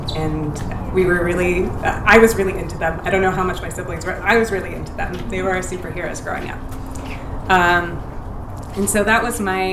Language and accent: English; Irvine, California, United States; also born or lived in Paterson, New Jersey; I was born in Paterson, New Jersey. I moved to Irvine when I was 4 years old, so I spent the vast majority of my time in this little suburban paradise here